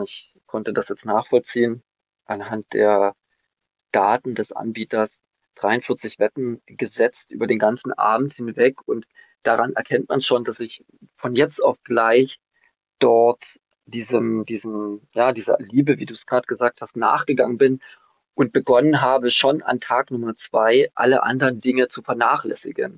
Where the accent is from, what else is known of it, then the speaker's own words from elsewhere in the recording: Germany; Ich bin nämlich noch in der DDR groß geworden